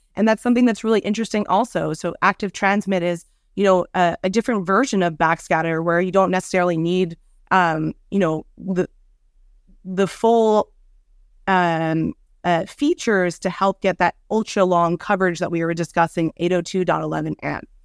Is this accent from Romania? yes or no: no; Montreal, Quebec, Canada; my hometown of Montreal